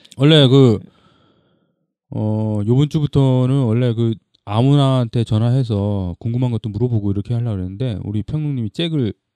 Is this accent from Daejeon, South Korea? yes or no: no; Busan, South Korea; 거기 부산에 있는 데인데. 그러니까 그 저희 고향에서 그 집성촌이 있어요